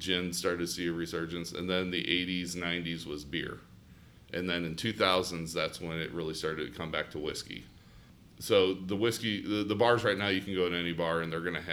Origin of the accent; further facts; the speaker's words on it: St. Louis, Missouri, United States; moved away as an adult; also born or lived in Ohio; now in Columbus, United States; I'm originally from St. Louis, Missouri. So I started out there